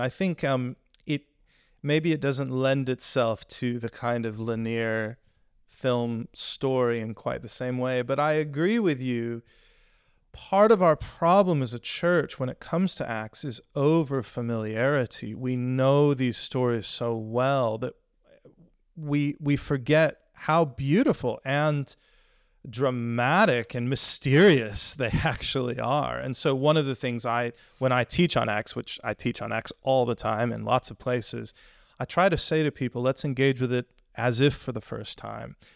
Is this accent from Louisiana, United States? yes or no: no; Houston, Texas, United States; moved away as an adult; now in Sheffield, United Kingdom; I grew up in Houston